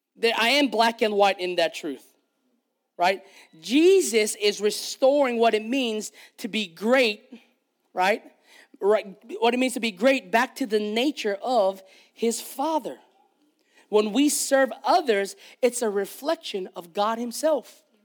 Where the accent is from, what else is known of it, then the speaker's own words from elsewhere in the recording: Hawaii, United States; I am Hawaiian. I'm Kanaka Maoli